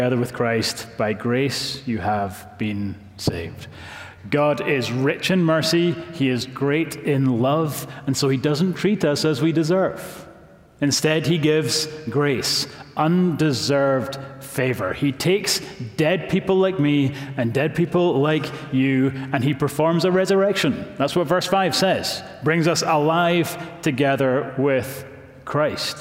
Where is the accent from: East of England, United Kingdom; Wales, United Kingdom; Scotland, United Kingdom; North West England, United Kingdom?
Scotland, United Kingdom; now in Knoxville, United States; I'm from Scotland